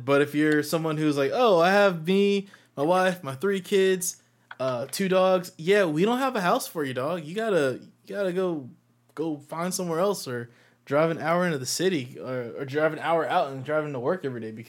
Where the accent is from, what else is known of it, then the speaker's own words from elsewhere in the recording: Texas, United States; my hometown in Texas